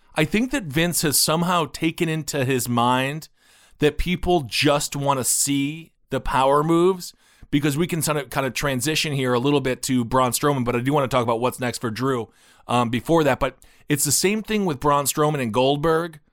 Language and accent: English; Wisconsin, United States; I'm from Wisconsin